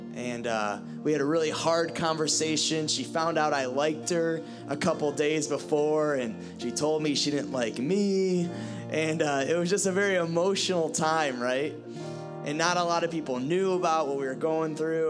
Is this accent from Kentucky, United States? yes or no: no; Ohio, United States; moved away; I'm from Ohio